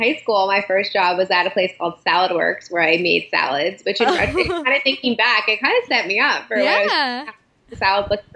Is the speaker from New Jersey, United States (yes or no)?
yes; right outside Princeton, New Jersey, United States; also born or lived in Allentown, Pennsylvania; New Jersey, right outside Princeton